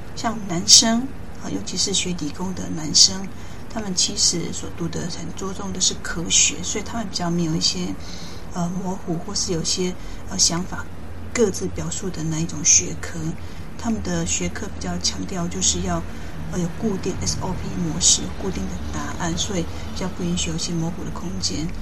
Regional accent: countryside in southern Taiwan, Taiwan; moved away as an adult; also born or lived in United Kingdom; 我自己小时候，在乡下长大，呃，爸爸妈妈把握过过多的好，我也没有太多机会去外面，世界。慢慢上的高中，呃，我自己界终于变得比较，哦，跨县市去读一个高中，所以我的，诶，视野也比较，呃，更辽阔。大学之后，在由南部上到北部

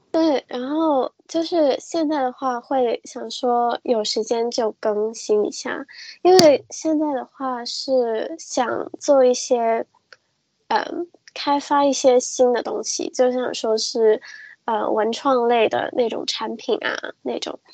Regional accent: Hong Kong; 我是一个，呃，来自香港的插画师。然后我自己的话其实是一个混血儿

